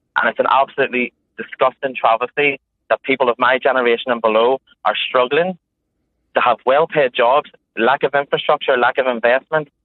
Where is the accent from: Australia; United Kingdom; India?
United Kingdom; Northern Ireland; moved away as an adult; I am proud to be from Northern Ireland, proud to be from the north of Ireland. I am Northern Irish.